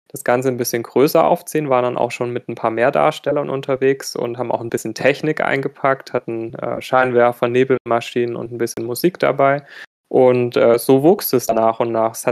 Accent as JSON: {"language": "German", "region": "Baden-Württemberg", "country": "Germany", "said": "ich komme aus der Nähe von Stuttgart"}